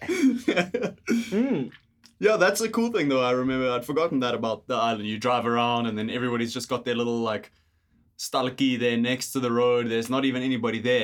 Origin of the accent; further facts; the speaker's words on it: South Africa; moved away as an adult; now in Canada; we're South African